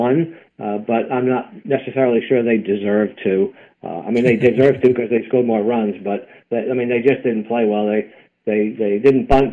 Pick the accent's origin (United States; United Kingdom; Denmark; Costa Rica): United States; Boston, Massachusetts; growing up in Boston